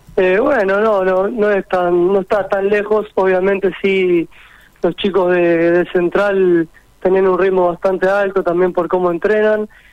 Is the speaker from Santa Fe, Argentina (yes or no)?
yes; San Genaro, Santa Fe, Argentina; also born or lived in Rosario; primero estuve en San Genaro, que es el club donde yo nací